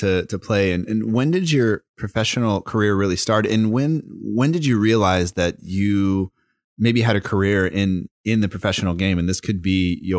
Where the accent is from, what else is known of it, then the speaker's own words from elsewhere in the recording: United States; I'm growing up in America